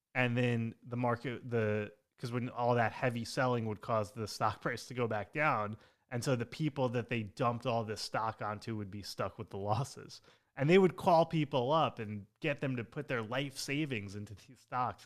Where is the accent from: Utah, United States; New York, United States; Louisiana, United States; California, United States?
New York, United States; Long Island; I grew up on Long Island